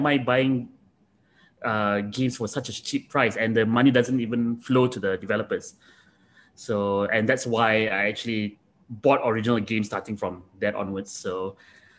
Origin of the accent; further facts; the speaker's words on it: Malaysia; moved away as an adult; also born or lived in Japan; as a Malaysian